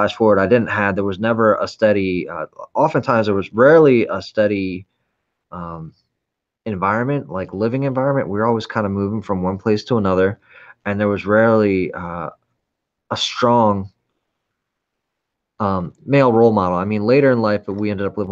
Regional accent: San Francisco, California, United States; I was born in San Francisco in the late 70s

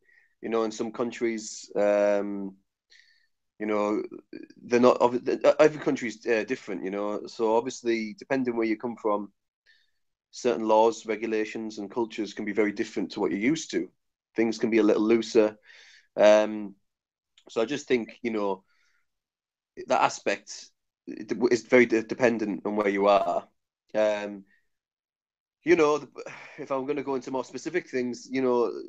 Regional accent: North East England, United Kingdom; moved away as an adult; also born or lived in Australia / New Zealand; my accent might be a little bit challenging to understand, but I'm from the northeast of England

